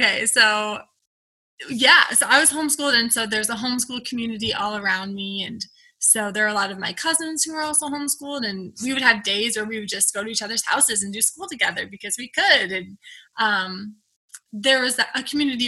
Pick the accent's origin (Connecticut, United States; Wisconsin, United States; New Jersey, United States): Wisconsin, United States; moved away as an adult; also born or lived in Minnesota; now in Minneapolis-St. Paul, United States; I'm originally from Wisconsin